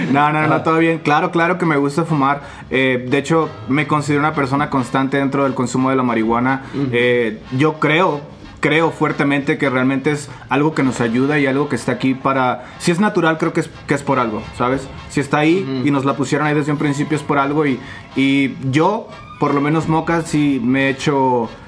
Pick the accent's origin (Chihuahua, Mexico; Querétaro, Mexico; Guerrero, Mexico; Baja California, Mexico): Querétaro, Mexico; now in Guadalajara, Mexico; Eh, yo no soy de Guadalajara, vivo aquí en ah. Guadalajara desde hace seis años, soy ah. originario de Querétaro.